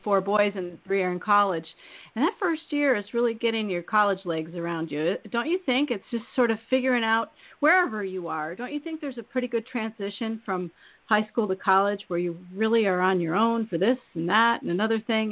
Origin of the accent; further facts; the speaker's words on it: Eastern Iowa, United States; now in Maine, United States; I'm from Iowa, and I was raised in Iowa, and I'm from Eastern Iowa